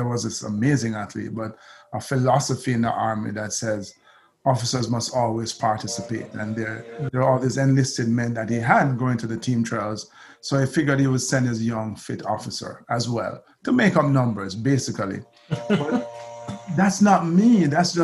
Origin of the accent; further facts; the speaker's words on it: Jamaica; I'm Jamaican